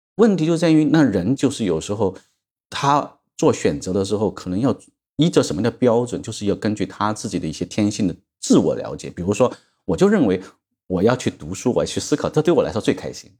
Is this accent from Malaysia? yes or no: no; China; 所以我们中国人常常讲